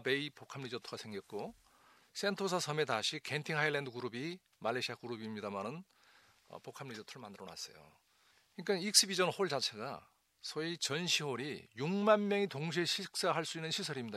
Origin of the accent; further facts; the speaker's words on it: Jeju, South Korea; 내 고향, 내 제주가 풍요로운 지역이 되도록